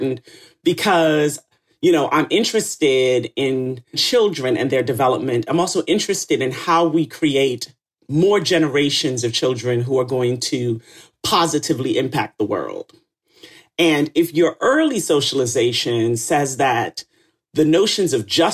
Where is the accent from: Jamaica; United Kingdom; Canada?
Jamaica; Retreat, Saint Mary; also born or lived in St. Ann's Bay, Jamaica / Kingston, Jamaica; I was born in St. Anne's Bay Hospital in Jamaica. And I grew up in a town of 433 people in Retreat St. Mary.